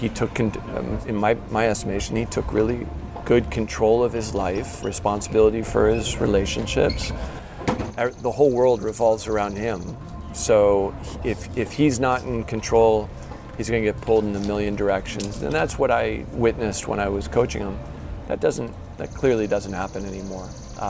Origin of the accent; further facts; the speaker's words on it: East Lansing, Michigan, United States; Yeah. So I grew up in East Lansing, Michigan.